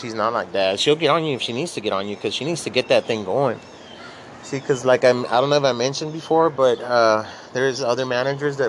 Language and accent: English; Laredo, Texas, United States; moved away; I'm from Laredo, Texas. I was born and raised over there.